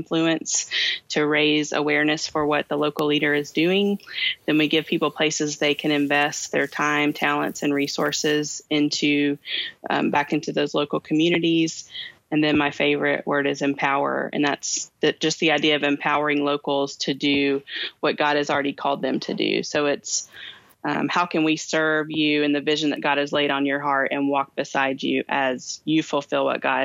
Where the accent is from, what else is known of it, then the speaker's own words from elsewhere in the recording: Kentucky, United States; I'm from Kentucky